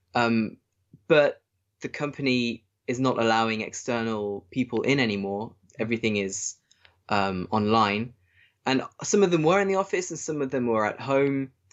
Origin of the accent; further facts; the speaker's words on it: England, United Kingdom; moved away as an adult; now in Germany; being English